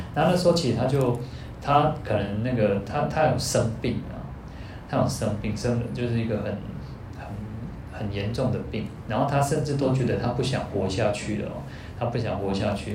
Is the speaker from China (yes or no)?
no; Taiwan; 我们在，在台湾出生